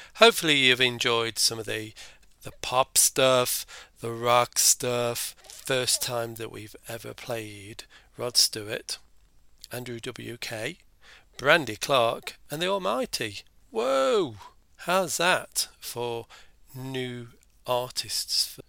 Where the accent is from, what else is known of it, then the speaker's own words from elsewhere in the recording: Ireland; being Irish myself